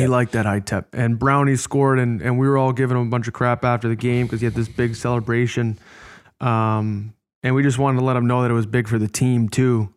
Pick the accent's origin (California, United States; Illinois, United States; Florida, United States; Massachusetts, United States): Illinois, United States; Chicago; I was born in Chicago